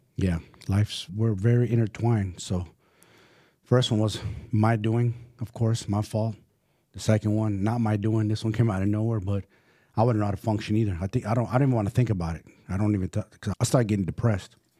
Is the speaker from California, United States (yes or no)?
yes; San Francisco, California, United States; also born or lived in Salinas / San Jose; I'm from San Francisco